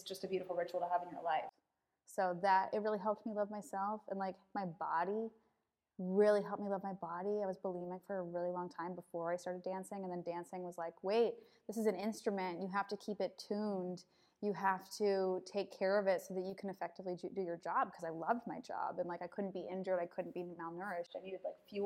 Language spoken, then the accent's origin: English; Canada; I'm Canadian.